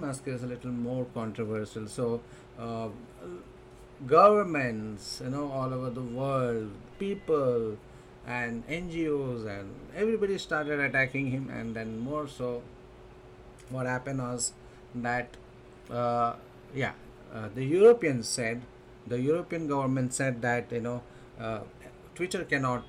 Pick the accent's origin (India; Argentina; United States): India; I'm an Indian